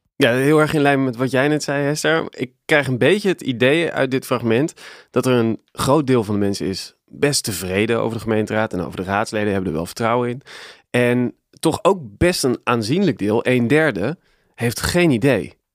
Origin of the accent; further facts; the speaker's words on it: Nieuwegein, Utrecht, Netherlands; ik ben opgegroeid in Nieuwegein.